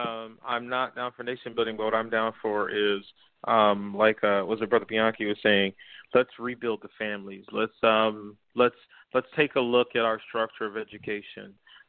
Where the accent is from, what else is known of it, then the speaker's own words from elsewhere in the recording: United States; But I'm a Black American. I was born here. I was raised here.